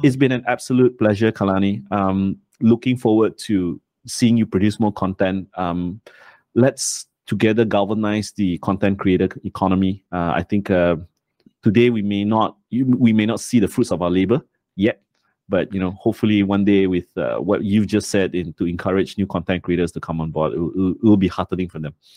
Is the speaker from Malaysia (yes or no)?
yes; Malaysia; I'm ashamed as a Malaysian